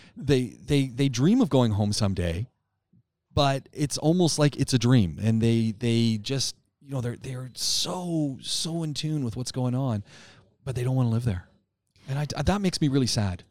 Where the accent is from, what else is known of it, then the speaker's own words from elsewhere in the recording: Canada; As a Canadian